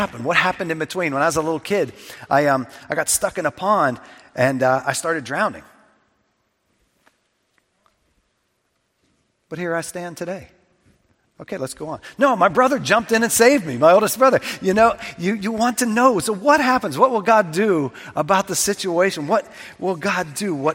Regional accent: south of Pittsburgh, Pennsylvania, United States; When I was a kid, we would go from my hometown south of Pittsburgh.

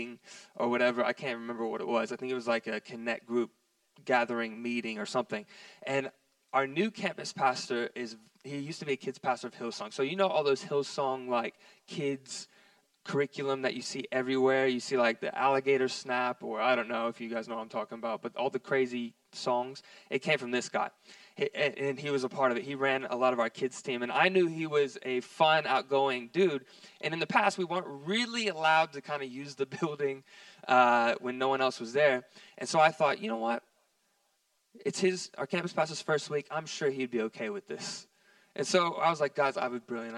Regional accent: Texas, United States; we're from Texas here

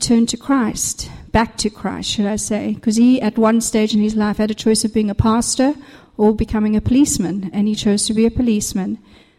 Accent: South Africa; moved away; I am actually South African

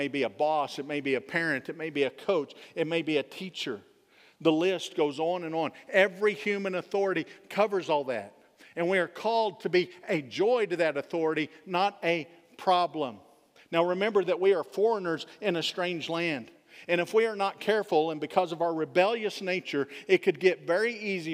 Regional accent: Texas, United States; I am a Texan

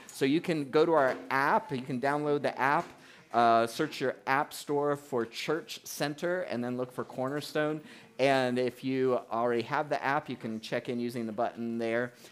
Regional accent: South Florida, United States; moved away as an adult; now in New Hampshire, United States; I grew up in South Florida

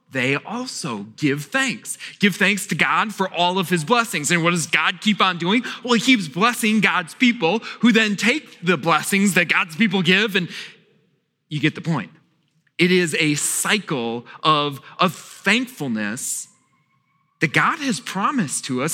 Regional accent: Wisconsin, United States; now in Virginia, United States; I grew up in Wisconsin

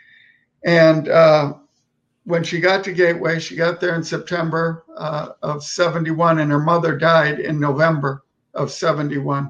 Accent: Milwaukee, Wisconsin, United States; moved away as an adult; I was born in Milwaukee, Wisconsin, and that's was my home

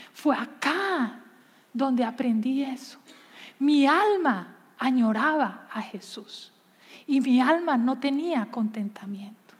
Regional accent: Colombia; Yo crecí en Colombia

